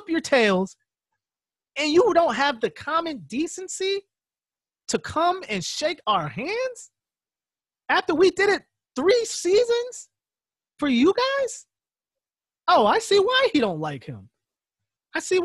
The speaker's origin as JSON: {"language": "English", "region": "Connecticut", "country": "United States", "said": "We're two kids from Connecticut."}